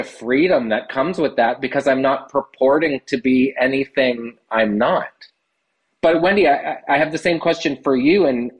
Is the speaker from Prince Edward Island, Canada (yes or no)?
yes; Prince Edward Island, Canada; also born or lived in Nova Scotia / Los Angeles; now in Truro, Canada; I'm actually a PEI guy by trade. I was born in Prince Edward Island, but I have lived in Nova Scotia and called it home for much of my adult life.